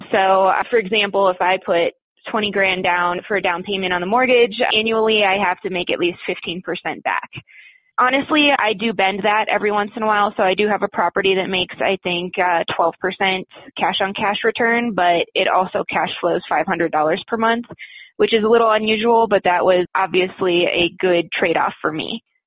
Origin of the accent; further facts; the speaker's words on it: Michigan, United States; moved away as an adult; also born or lived in Florida; now in Colorado, United States; I grew up in Michigan.